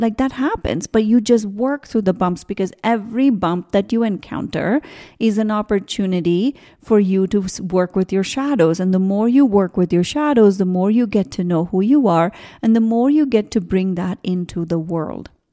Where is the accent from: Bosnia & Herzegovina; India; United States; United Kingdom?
India; moved away; I grew up in India